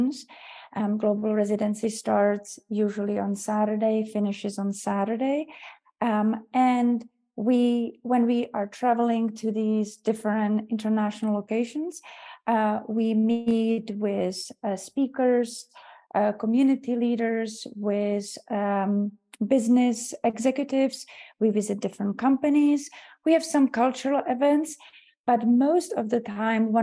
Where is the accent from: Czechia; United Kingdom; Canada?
Czechia; now in United States; I am from Czech Republic, originally born and raised